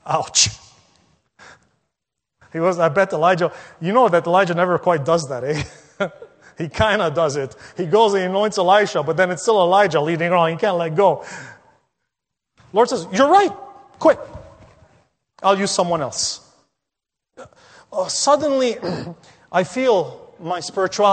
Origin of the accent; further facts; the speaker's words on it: Lebanon; now in North America; I visited my home country of Lebanon last year a couple of times